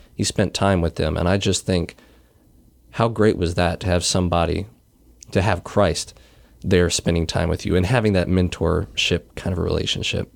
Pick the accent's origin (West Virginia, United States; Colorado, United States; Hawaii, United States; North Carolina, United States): North Carolina, United States; Wilmington; born or raised there; moved away; also born or lived in Iowa